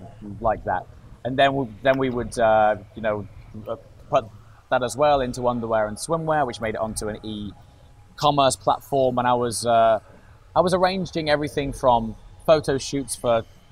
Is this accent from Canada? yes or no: no; Stoke-on-Trent, West Midlands, United Kingdom; I grew up in Stoke-on-Trent